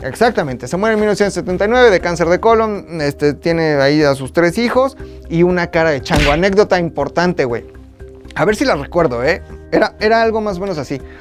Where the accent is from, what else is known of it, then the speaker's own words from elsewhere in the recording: Zacazonapan, State of Mexico, Mexico; also born or lived in Metepec; En el Estado de México nací. Yo soy de Zacazonapan, donde nací.